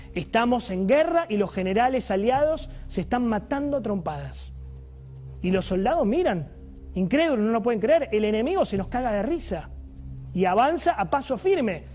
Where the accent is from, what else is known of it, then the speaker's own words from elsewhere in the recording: Argentina; como argentino